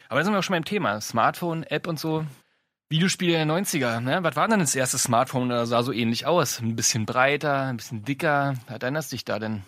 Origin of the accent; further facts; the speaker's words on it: Brandenburg, Germany; mit Anfang der 80er geboren, äh, im schönen Brandenburg